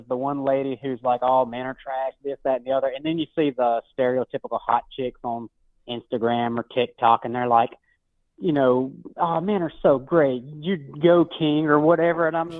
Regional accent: Mississippi, United States; I'm from Mississippi, so a lot of the people around here farm.

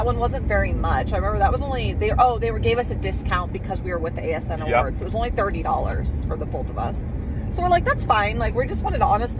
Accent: Idaho, United States; we're from Idaho

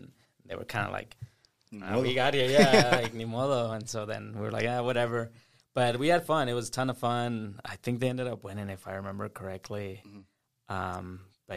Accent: Austin, Texas, United States; also born or lived in Rio Grande Valley, Texas; I grew up in Austin. We moved here about 2004 or so. I was about 8 years old

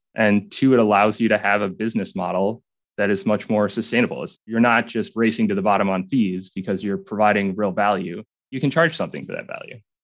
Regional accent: southern Minnesota, United States; I grew up southern Minnesota on a farm, farm that's been in my family for eight generations now.

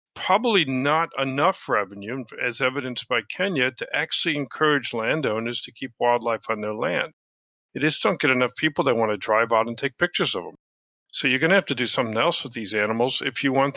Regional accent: United States; accent: American; now in United Kingdom; I'm an American, as you can tell by my accent, but I live in the UK

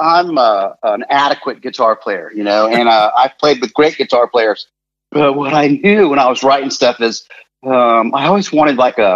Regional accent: Gainesville, Florida, United States; Growing up in Gainesville

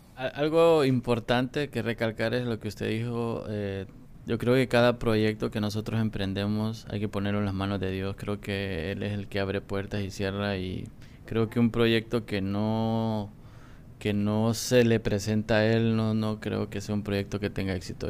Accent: Honduras; somos un pueblo noble

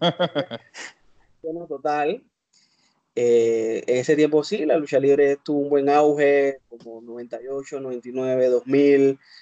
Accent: Panama; Yo soy de Panamá.

